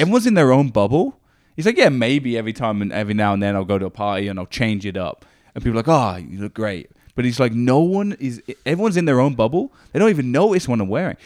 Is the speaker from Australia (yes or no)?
no; Northampton, East Midlands, United Kingdom; moved away as an adult; now in Canada; I grew up in a hometown called Northampton in England